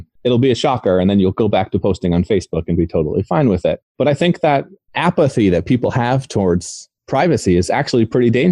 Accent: United States; I am American. I'm from the States

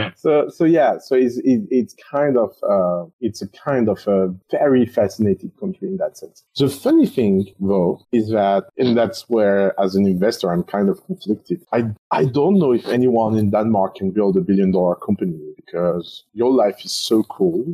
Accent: France; moved away as an adult; growing up in France

